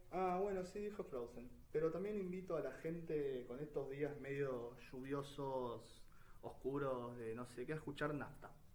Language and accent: Spanish; Argentina; argentinos que aparecemos en el mundo